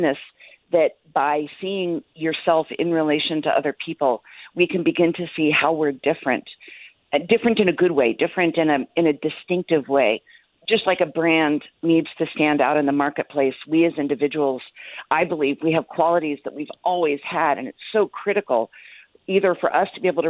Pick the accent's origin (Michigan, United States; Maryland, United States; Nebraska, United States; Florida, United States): Florida, United States; Jacksonville; I was born in Jacksonville, Florida, where my parents are celebrating their 62nd wedding anniversary